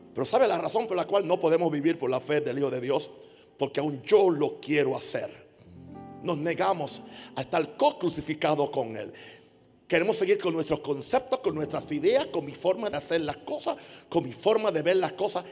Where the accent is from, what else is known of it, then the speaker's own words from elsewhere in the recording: Panama; soy panameño